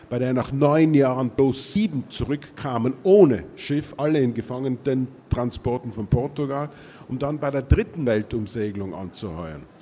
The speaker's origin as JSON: {"language": "German", "country": "Austria", "said": "wobei ich zugleich sagen muss, dass ich als Österreicher gewissermaßen einen Aachener Heimatroman geschrieben habe"}